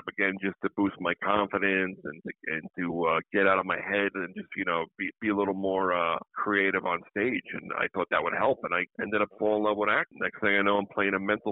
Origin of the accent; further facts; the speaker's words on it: Suffolk County, Long Island, New York, United States; I went through hell as a kid being a Ranger fan growing up in Suffolk County, Long Island